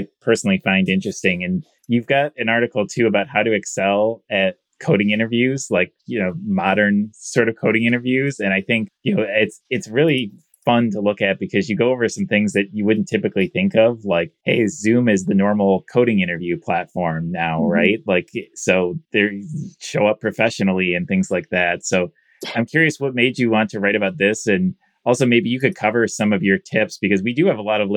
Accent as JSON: {"language": "English", "region": "Michigan", "country": "United States", "said": "I'm from Michigan"}